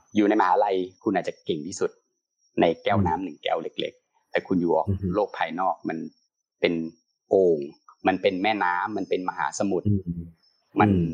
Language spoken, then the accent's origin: Thai; Trat, Thailand; พี่เป็นคนต่างจังหวัด นะพี่อยู่จังหวัดตราดแล้วก็ที่ตราดสมัยยุคโอ้หลายสิบปีที่แล้วเนี่ย สมัยพี่ยังเด็กๆประถม